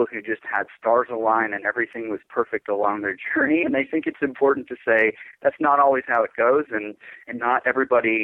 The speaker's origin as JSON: {"language": "English", "region": "Minnesota", "country": "United States", "tie": "born or raised there", "also_born_or_lived": "San Francisco, California", "said": "move back to my home state of Minnesota"}